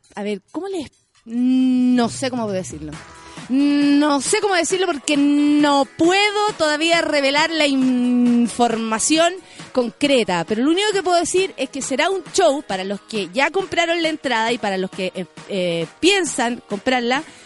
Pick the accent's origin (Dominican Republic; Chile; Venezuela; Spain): Chile; como ciudadana chilena